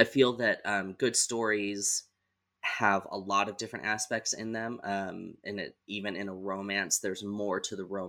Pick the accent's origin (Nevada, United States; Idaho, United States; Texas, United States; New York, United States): Idaho, United States; Southeast; I was born and raised in Southeast Idaho